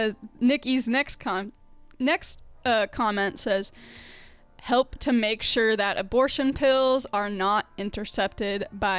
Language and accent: English; Arizona, United States; now in Chicago, United States; growing up in Arizona